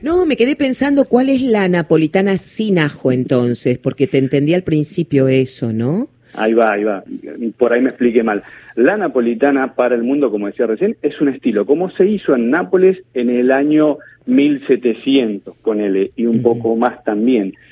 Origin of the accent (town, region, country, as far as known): Argentina